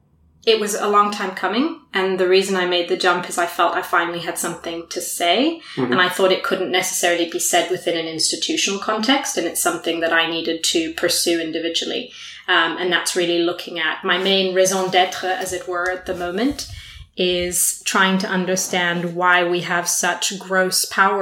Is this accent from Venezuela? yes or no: no; South Africa; also born or lived in Brazil; So I grew up in South Africa and Brazil. So I'm kind of southern in that sort of general sense.